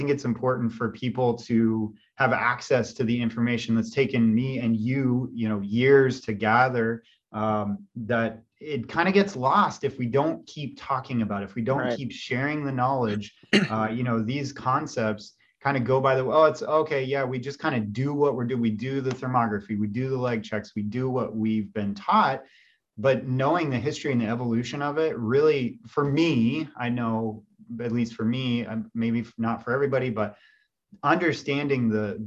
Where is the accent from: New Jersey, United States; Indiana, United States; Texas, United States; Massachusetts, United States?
Indiana, United States; moved away as an adult; also born or lived in California; I was from Indiana